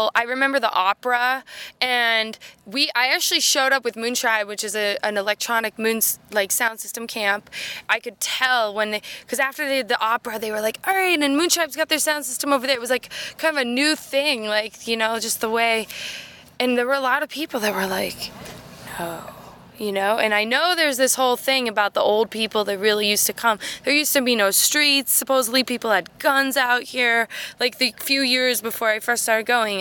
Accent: West Coast, United States; now in Boston, United States; I grew up on the West Coast. I'm a West Coast girl through and through

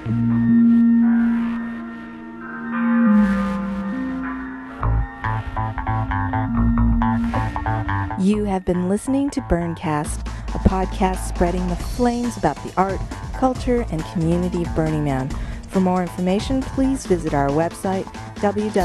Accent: United States; as an American

